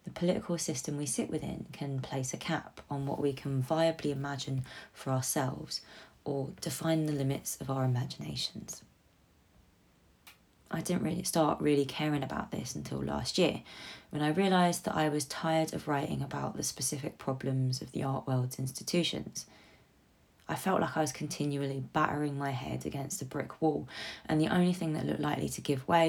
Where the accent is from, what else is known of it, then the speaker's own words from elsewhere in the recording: London, United Kingdom; I am a Londoner